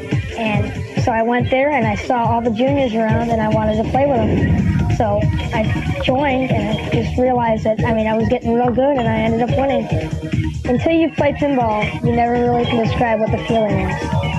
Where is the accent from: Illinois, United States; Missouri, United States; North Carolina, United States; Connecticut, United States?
Illinois, United States; Chicago; I'm from Chicago, Illinois